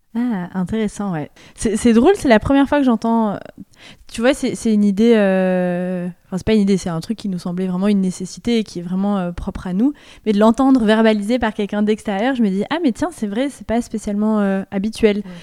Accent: France; moved away as an adult; also born or lived in Liège, Belgium; je suis française

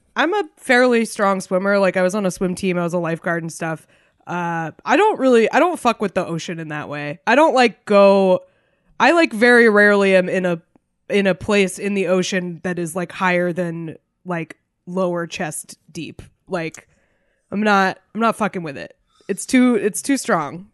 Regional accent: New Hampshire, United States; moved away; my home state of New Hampshire.

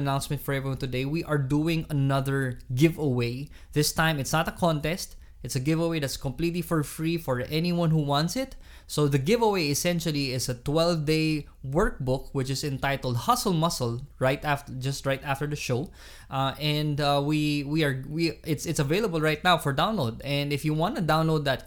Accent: Iloilo City, Western Visayas, Philippines; moved away; I'm from Iloilo.

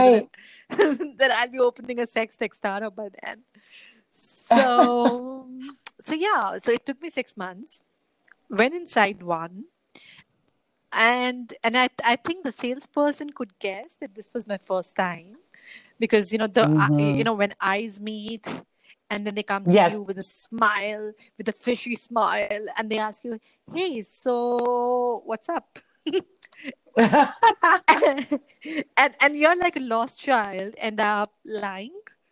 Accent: Jammu and Kashmir, India; I'm in India right now, and I'm up north at my hometown, which is Jammu Kashmir.

